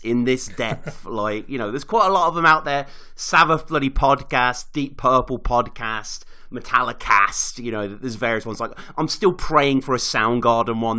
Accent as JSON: {"language": "English", "town": "Birmingham", "region": "West Midlands", "country": "United Kingdom", "tie": "born or raised there", "said": "I was living in my hometown of Birmingham"}